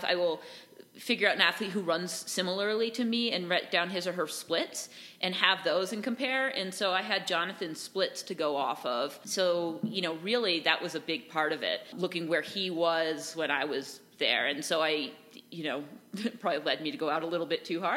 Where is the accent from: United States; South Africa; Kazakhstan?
United States; Vermont; I grew up just near the Long Trail